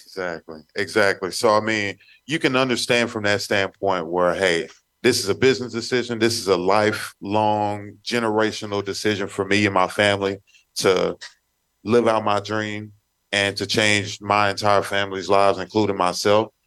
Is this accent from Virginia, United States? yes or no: no; Texas, United States; moved away; I grew up in Texas